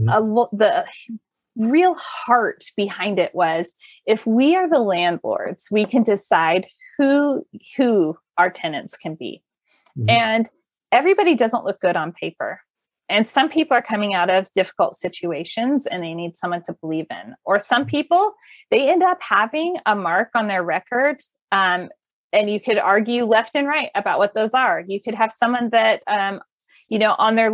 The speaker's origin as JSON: {"language": "English", "region": "California", "country": "United States", "tie": "born or raised there", "also_born_or_lived": "Colorado Front Range", "moved": "yes", "said": "Growing up in California, living in Colorado's Front Range as it was developing"}